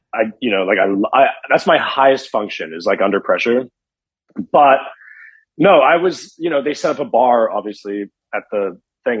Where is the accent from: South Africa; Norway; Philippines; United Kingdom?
South Africa; Johannesburg, Gauteng; also born or lived in Canada; now in Los Angeles, United States; I grew up in Johannesburg, South Africa, which is a very big city